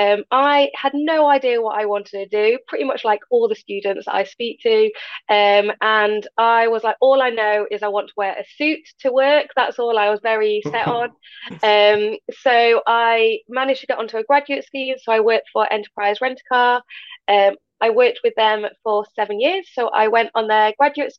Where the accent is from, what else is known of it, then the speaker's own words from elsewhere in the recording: Peak District, East Midlands, United Kingdom; I grew up in the Peak District